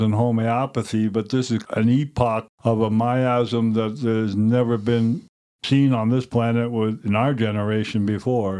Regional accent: Cape Cod, New England, Massachusetts, United States; now in Montana, United States; I grew up in New England, Cape Cod

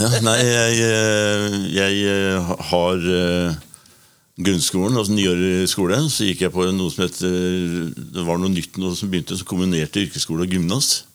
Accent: Oslo, Norway; en Oslo-gutt

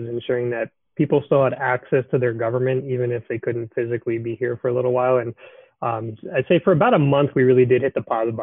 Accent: East Coast, United States; moved away as an adult; now in Bismarck, United States; I moved from the East Coast. I grew up there.

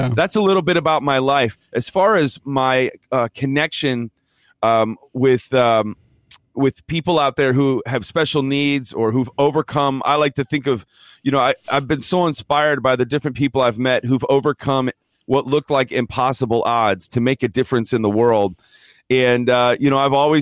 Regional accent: Downers Grove, Illinois, United States; I grew up in the suburbs of Chicago, Illinois, Downers Grove, Illinois

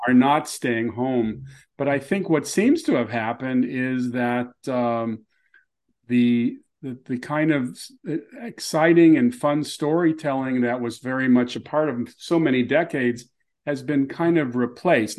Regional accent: Los Angeles, California, United States; I grew up in Beverlywood

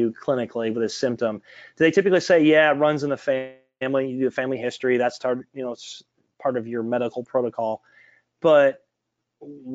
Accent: Detroit, Michigan, United States; growing up in Detroit

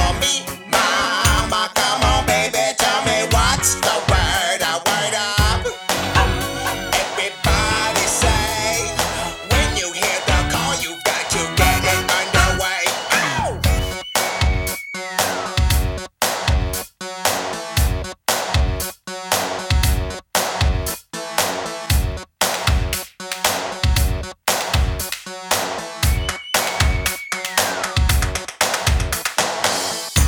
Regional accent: London, United Kingdom; also born or lived in Feltham; I grew up in London

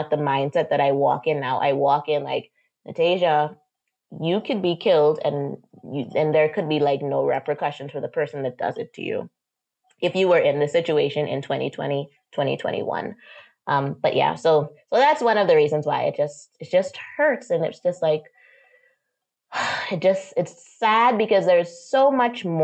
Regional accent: Exuma, Bahamas; also born or lived in Miami, United States; I grew up born and raised in the Bahamas.

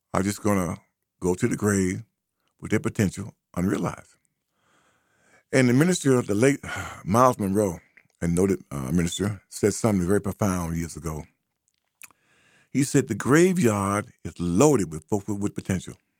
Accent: United States; black American

